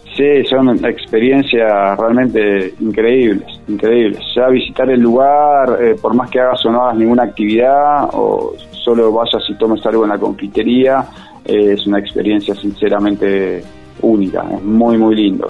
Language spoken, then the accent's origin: Spanish; Buenos Aires, Argentina; now in Merlo, Argentina; yo soy oriundo de Buenos Aires, hace 16 años que vivo acá